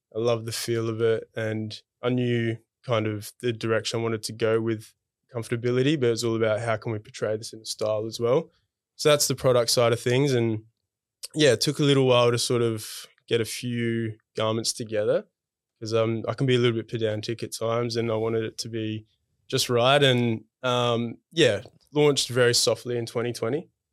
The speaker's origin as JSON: {"language": "English", "town": "Adelaide", "region": "South Australia", "country": "Australia", "moved": "as an adult", "lives_now": "Melbourne, Australia", "said": "I'm originally from Adelaide"}